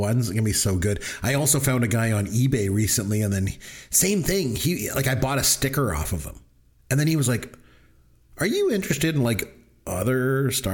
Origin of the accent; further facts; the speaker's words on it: Canada; I'm Canadian